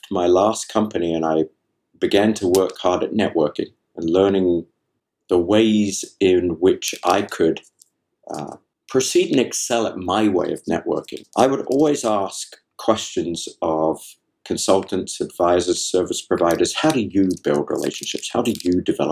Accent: England, United Kingdom; I'm from England

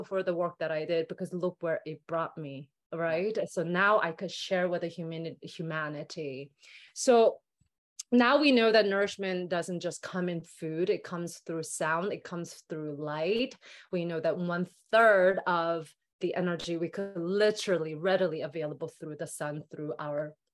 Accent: South Korea; moved away; growing up in Korea

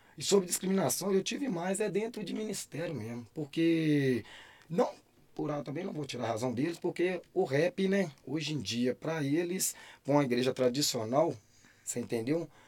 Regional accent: Caeté, Minas Gerais, Brazil; eu sou de Caeté

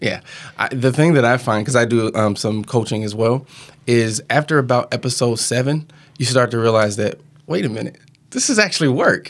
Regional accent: Mounds, Illinois, United States; moved away; also born or lived in Wisconsin; I grew up in Southern Illinois, um, small town called Mounds, Illinois

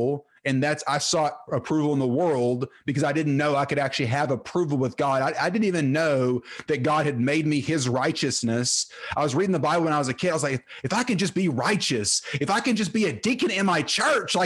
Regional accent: Terrell, Texas, United States; I grew up in Terrell, Texas, played football there

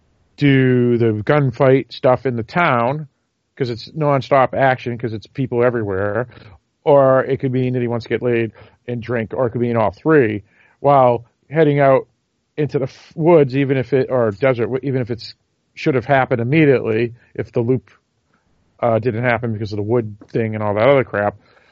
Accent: New England, United States; I'm from New England.

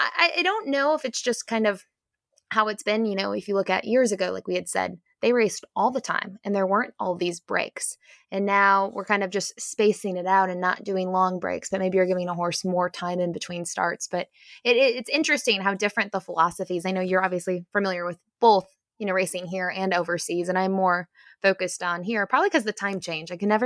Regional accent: United States; I thought that I wouldn't be doing anything, especially with me being American. I don't live in Canada, and that's where Fort Erie is.

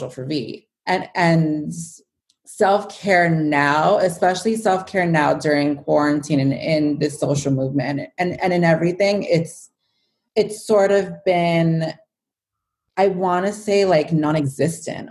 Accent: New York City, New York, United States; now in Westchester, United States; growing up in New York and always being in the city as a kid

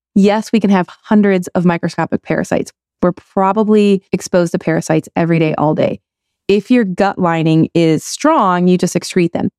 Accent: Michigan, United States; I grew up in Michigan.

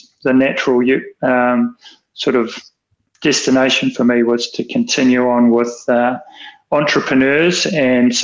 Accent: Wellington, New Zealand; I was brought up in Wellington

